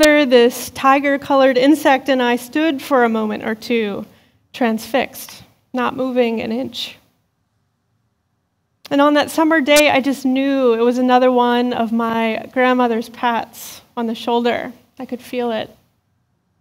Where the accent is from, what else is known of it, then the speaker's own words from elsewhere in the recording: Western Pennsylvania, United States; As a kid growing up in Western Pennsylvania